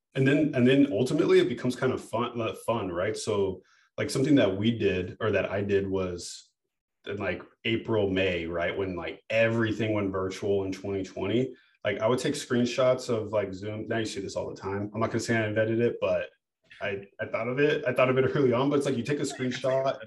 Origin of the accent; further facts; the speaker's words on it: United States; I was born in America and I have a degree